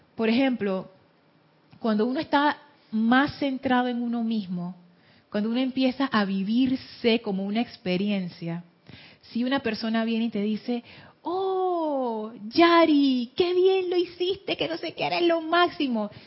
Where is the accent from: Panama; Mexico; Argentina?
Panama; Soy mujer, soy panameña